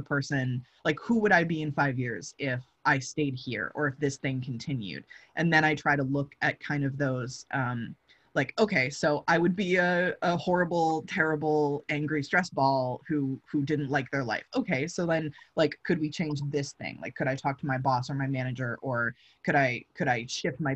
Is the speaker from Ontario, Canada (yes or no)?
yes; London, Ontario, Canada; moved away; I'm from London, Ontario